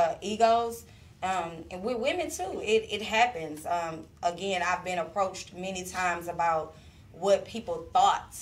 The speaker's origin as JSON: {"language": "English", "town": "Houston", "region": "Texas", "country": "United States", "said": "I'm really from Houston."}